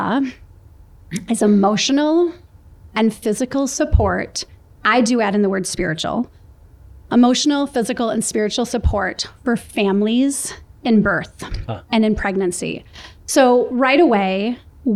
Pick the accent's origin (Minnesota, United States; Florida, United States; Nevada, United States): Minnesota, United States; Minneapolis; moved away; Two sisters born and raised in Minneapolis